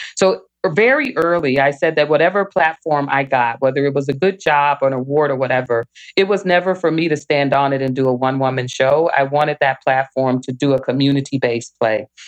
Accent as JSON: {"language": "English", "town": "Little Rock", "region": "Arkansas", "country": "United States", "tie": "born or raised there", "moved": "yes", "lives_now": "Michigan, United States", "said": "I grew up in Little Rock, Arkansas"}